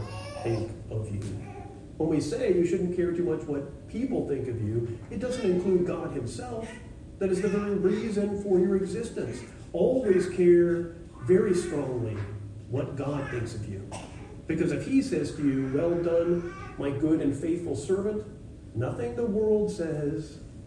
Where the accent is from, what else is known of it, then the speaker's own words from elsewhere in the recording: United States; I'm an American